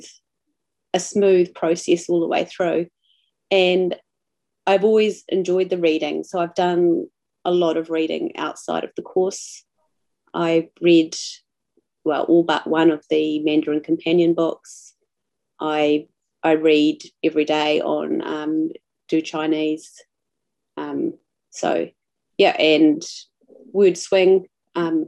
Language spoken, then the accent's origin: English; New Zealand; I'm a New Zealander, living in the South Island, in a very small little town